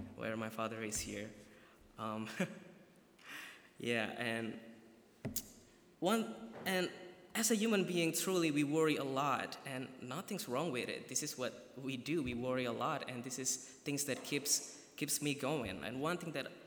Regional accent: Surakarta, Central Java, Indonesia; moved away as an adult; now in Goshen, United States; I'm from Surakarta, Indonesia

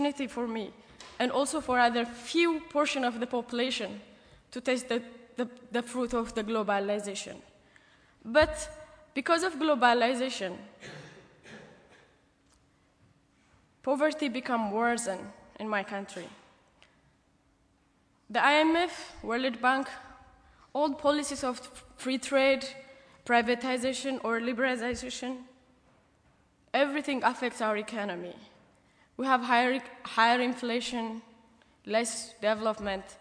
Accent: Addis Ababa, Ethiopia; English is a second language; moved away as an adult; now in New York City, United States; I'm from the capital city of Addis Ababa, which holds over 5 million people

